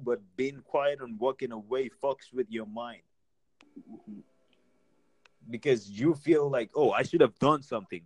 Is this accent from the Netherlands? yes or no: no; Nigeria; now in United States; I'm Nigerian